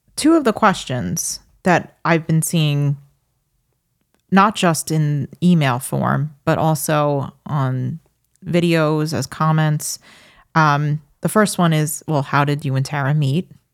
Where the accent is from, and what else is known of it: New York City, New York, United States